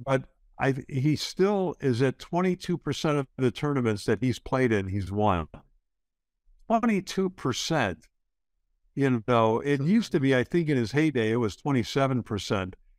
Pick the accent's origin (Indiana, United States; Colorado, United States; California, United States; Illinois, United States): Illinois, United States; Chicago; growing up in Chicago